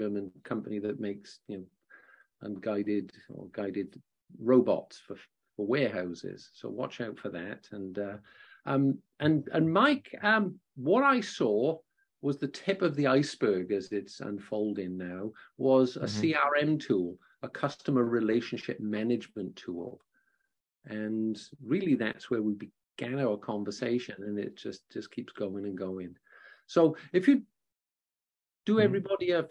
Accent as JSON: {"language": "English", "region": "Wales", "country": "United Kingdom", "said": "I'm from Wales"}